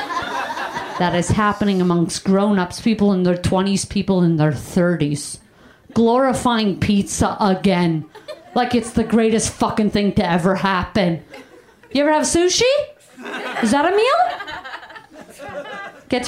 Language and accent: English; Canada; moved away as an adult; also born or lived in Brooklyn, New York; now in United States; I grew up in Canada. I went to high school in Canada